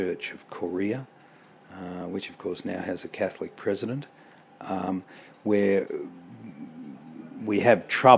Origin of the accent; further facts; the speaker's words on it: Australia; Being an Australian